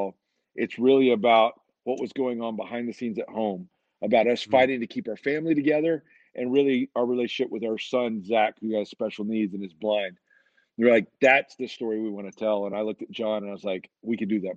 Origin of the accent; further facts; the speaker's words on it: Alabama, United States; I grew up in Alabama.